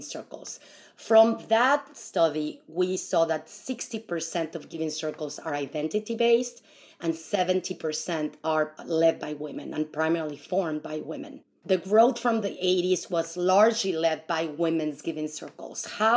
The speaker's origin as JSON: {"language": "English", "region": "Mexico City", "country": "Mexico", "tie": "born or raised there", "moved": "yes", "lives_now": "San Francisco Bay Area, United States", "said": "I come from Mexico, and you know, we have the tandas there for many, many years"}